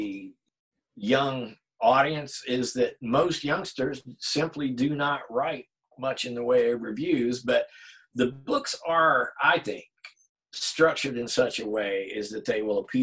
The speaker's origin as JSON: {"language": "English", "region": "Virginia", "country": "United States", "tie": "born or raised there", "moved": "as an adult", "said": "my hometown up in Virginia is about an hour from here"}